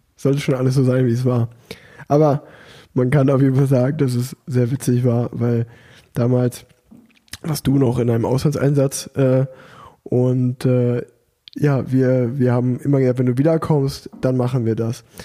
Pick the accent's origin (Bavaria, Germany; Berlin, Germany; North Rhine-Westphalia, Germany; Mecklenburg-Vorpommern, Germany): North Rhine-Westphalia, Germany; Unna; now in Cologne, Germany; in Unna, wo ich groß geworden bin